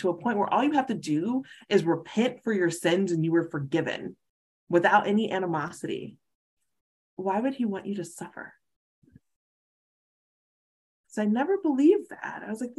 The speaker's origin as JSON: {"language": "English", "region": "the South", "country": "United States", "said": "And I'm a recovering Baptist, so I'm from the South. I used to be in church every Sunday and Wednesday"}